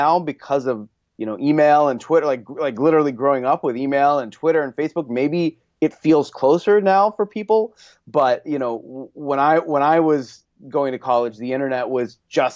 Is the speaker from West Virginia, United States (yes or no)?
yes; Wheeling, West Virginia, United States; moved away as an adult; also born or lived in Cleveland, Ohio; now in Los Angeles, United States; I grew up in a small town called Wheeling, West Virginia